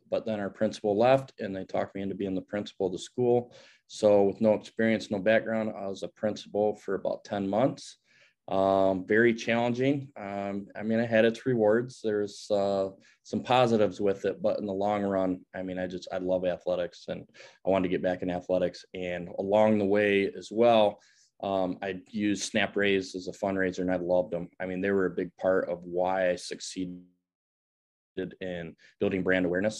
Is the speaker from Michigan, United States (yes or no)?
yes; Grand Rapids, Michigan, United States; I grew up in Grand Rapids, Michigan.